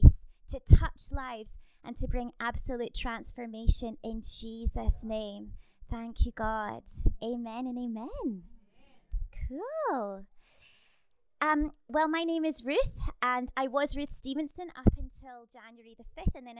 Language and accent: English; Scotland, United Kingdom; moved away as an adult; now in New Zealand; my accent is not a New Zealand accent. As you can tell, I'm from Scotland, the land of greatness.